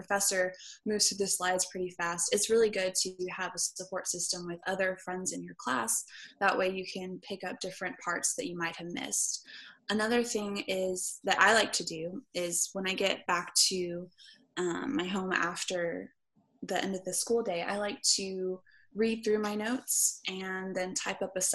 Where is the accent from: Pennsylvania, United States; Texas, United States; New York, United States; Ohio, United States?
Texas, United States; Houston; moved away as an adult; also born or lived in Waco, Texas; I am actually from Houston, Texas.